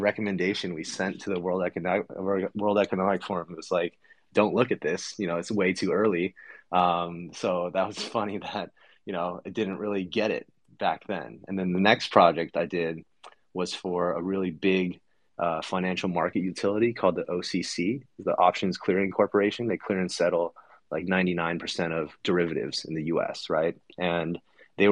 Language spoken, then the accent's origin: English; Los Angeles, California, United States; moved away as an adult; also born or lived in Boston / New York; now in Bay Area, United States; I was born in Los Angeles, went to school in Boston